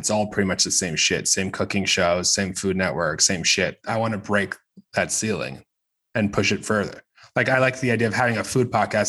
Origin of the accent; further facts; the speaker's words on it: United States; Everything. I'm American.